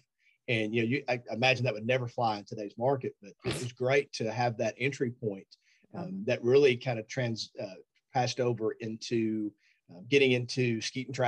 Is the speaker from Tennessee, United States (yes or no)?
yes; Eastern Tennessee, United States; where I grew up in Eastern Tennessee